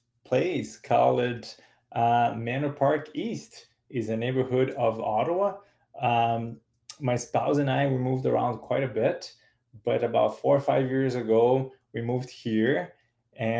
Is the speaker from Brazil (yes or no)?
yes; São Paulo, Brazil; moved away as an adult; also born or lived in Peterborough, Canada / Toronto, Canada; now in Canada; I grew up in Brazil in the 1980s and the 1990s